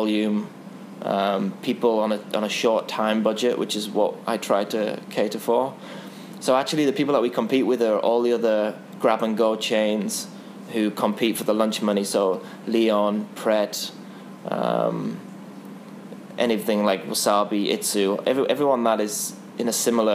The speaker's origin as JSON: {"language": "English", "region": "England", "country": "United Kingdom", "said": "as an English person"}